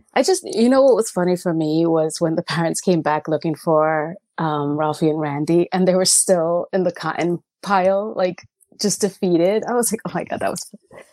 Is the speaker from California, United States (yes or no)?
no; New York, United States; I'm from New York, so we lived in a building in Queens